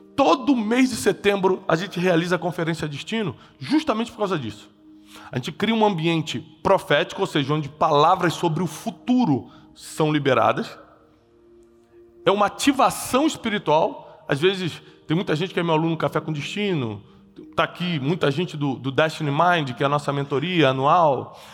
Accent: Brazil; eu sou brasileiro, publicando em Portugal

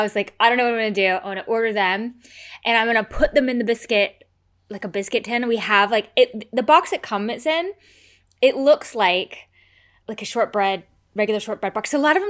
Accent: United States; moved away; I'm American.

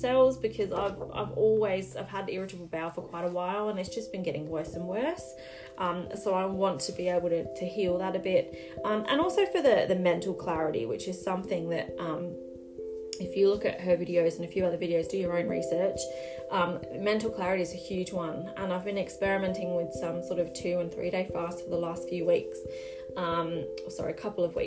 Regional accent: Australia; So I'm Australian.

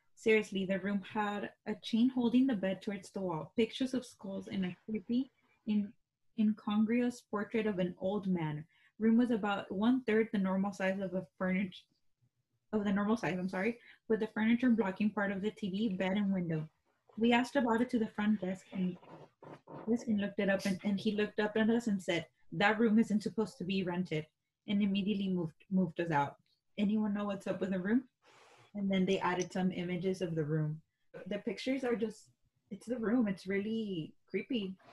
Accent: Texas, United States; we're from Texas.

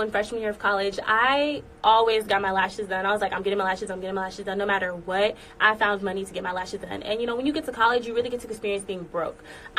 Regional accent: Atlanta, Georgia, United States; Okay, so I'm from Atlanta, Georgia. I moved around a lot, so I graduated from North Atlanta High School.

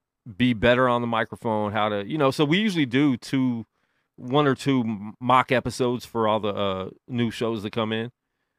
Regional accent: Las Vegas, Nevada, United States; just growing up in Vegas in general, you know, with the stigma of it being Sin City, I didn't know anything different

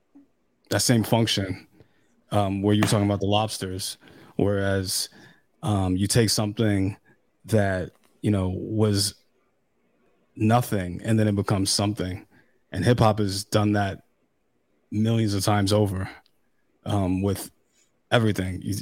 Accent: New York, United States; I'm from New York

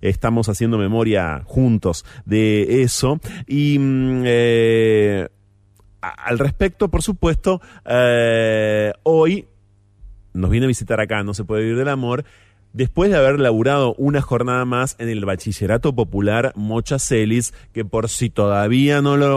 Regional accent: La Plata, Buenos Aires Province, Argentina; born or raised there; moved away as an adult

